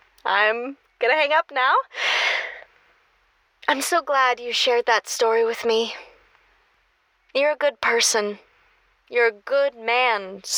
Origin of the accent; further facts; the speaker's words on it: California, United States; No way. I'm from Northern California.